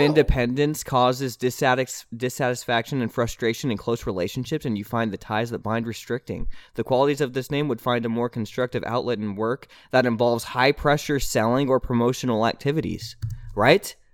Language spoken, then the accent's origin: English; Nashville, Tennessee, United States; I'm from Nashville, Tennessee.